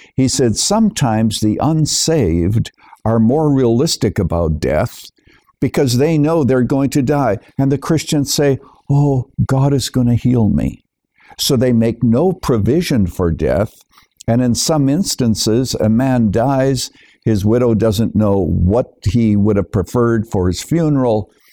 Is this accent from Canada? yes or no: yes; Canada; moved away as an adult; now in United States; I was born and raised in Canada, but I'm a naturalized citizen here in the United States, coming here in the early 1970s